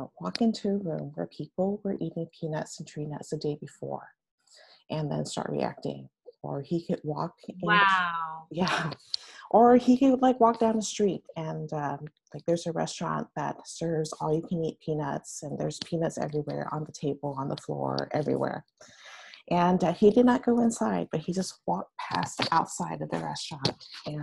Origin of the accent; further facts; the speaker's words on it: San Francisco, California, United States; I am actually a San Francisco Bay Area native, and I grew up in San Francisco